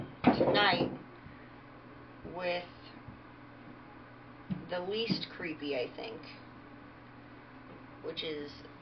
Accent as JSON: {"language": "English", "region": "England", "country": "United Kingdom", "said": "We did this based on our heritage. Okay. Wisps, I am English."}